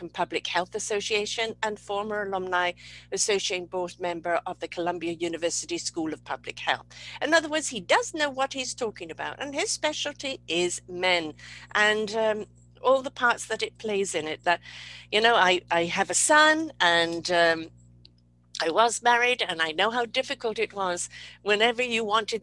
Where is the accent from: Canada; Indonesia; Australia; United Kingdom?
United Kingdom; being British